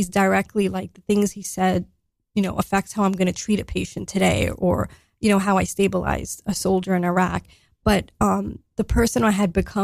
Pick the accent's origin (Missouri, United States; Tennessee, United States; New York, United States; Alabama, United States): New York, United States; New York City; I grew up, I grew up in Staten Island, New York.